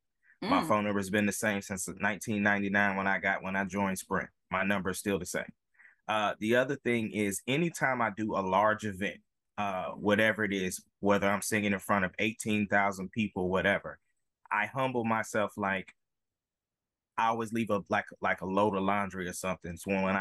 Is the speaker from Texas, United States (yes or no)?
yes; Killeen, Texas, United States; moved away as an adult; now in Oklahoma City, United States; I'm originally from Killeen, Texas